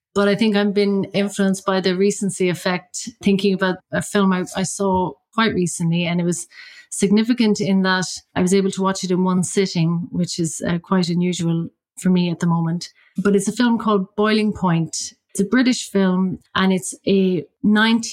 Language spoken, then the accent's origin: English; County Mayo, Connacht, Ireland; now in London, United Kingdom; I'm from County Mayo in Ireland